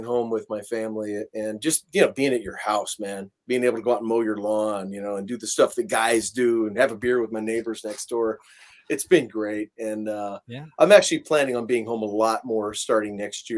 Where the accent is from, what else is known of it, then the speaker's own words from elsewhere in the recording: Florida, United States; moved away as an adult; also born or lived in Los Angeles, California; now in Kansas City, United States; I'm from a country based family, and I was raised in Florida, and then I lived in LA for 30 years